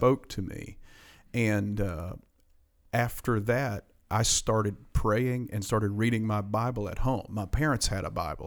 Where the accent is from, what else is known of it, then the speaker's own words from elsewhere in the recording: Appalachian Mountains of Virginia, United States; accent: mountain slang; I'm from the Appalachian Mountains of yeah. Virginia, and I got this mountain slang